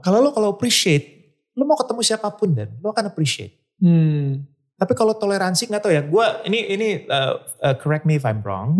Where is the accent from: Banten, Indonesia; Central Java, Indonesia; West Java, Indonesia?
West Java, Indonesia; Bandung; besar di Bandung